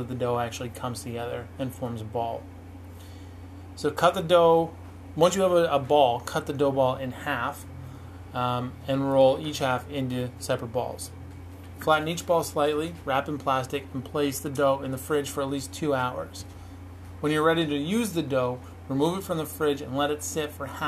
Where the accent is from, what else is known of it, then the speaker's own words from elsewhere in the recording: Canada; I'm Canadian